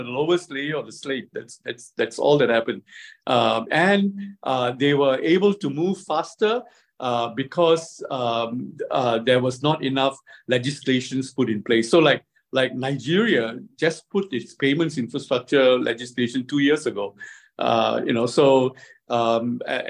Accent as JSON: {"language": "English", "country": "Singapore", "also_born_or_lived": "China", "said": "I come from Singapore"}